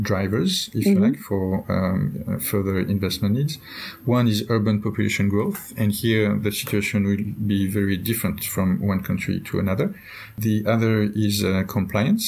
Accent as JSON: {"language": "English", "country": "France", "said": "In my home country, France"}